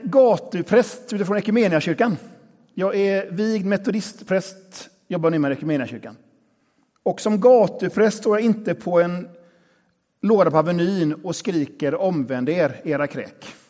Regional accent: Västra Götaland, Sweden; har min bakgrund i den här kyrkan. Här är jag uppvuxen

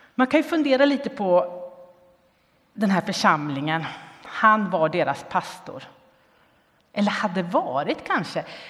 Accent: Linköping, Östergötland, Sweden; där jag växte upp, i Linköping.

